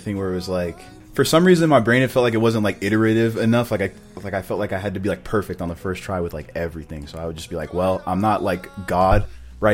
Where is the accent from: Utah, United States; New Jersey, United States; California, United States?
Utah, United States; Orem; I'm from Utah, Orem to be exact